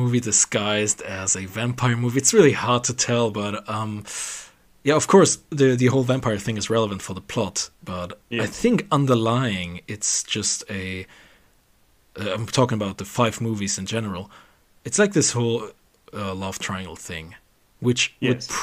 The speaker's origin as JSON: {"language": "English", "country": "Germany", "second_language": "English", "said": "we are from Germany"}